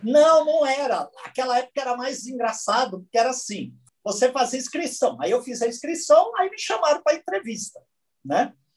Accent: São Bernardo do Campo, São Paulo, Brazil; Eu sou de São Bernardo

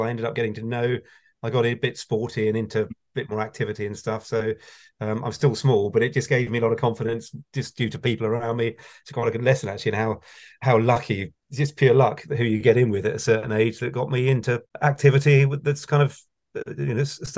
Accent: Wokingham, South East England, United Kingdom; now in Reading, United Kingdom; I grew up in Berkshire, where I haven't moved in my life from Berkshire, other than Hampshire, which is across the water. So it's pretty dull, actually. Wokingham in Berkshire.

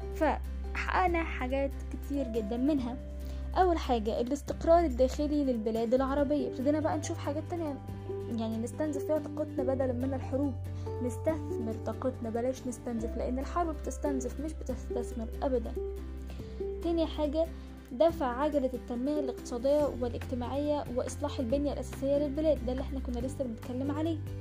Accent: Egypt; تاريخ بلادنا مصر

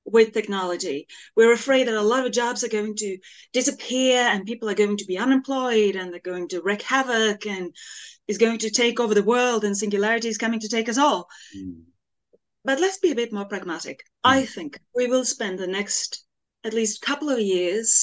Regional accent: Norway; I grew up in the Norwegian countryside in a labor class family

